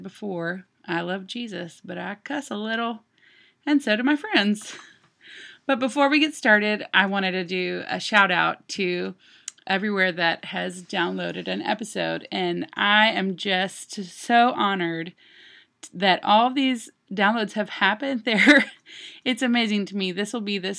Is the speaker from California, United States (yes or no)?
no; Longview, Texas, United States; now in Nashville, United States; Longview, my hometown